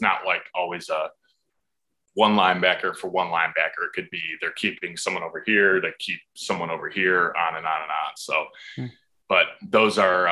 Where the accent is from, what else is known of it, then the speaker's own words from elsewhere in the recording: United States; for us in America